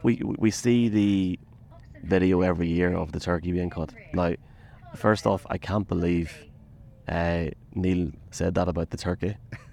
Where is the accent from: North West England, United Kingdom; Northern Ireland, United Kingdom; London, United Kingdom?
Northern Ireland, United Kingdom; Dungannon; my hometown as well, Dungannon.